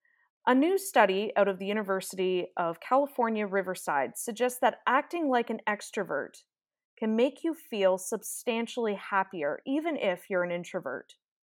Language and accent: English; Ireland; an Irish accent always gets me. I don't know if it's just because I'm Irish